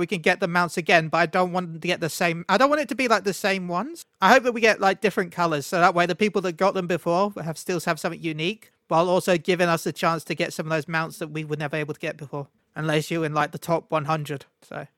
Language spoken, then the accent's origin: English; London, United Kingdom; I was born in London